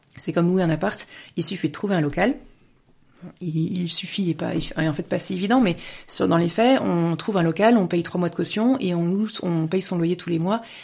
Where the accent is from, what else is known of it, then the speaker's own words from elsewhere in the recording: Paris region, Île-de-France, France; moved away as an adult; also born or lived in Lyon, France; now in Munich, Germany; je suis française, je suis née en France et je suis, je suis toujours restée en France. Je me suis, je me suis mariée après mes études. On, a, on, on habitait en région parisienne